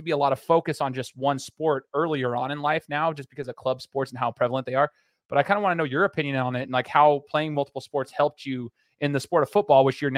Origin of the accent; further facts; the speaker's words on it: Boise, Idaho, United States; I'm not even from there. I'm from Boise.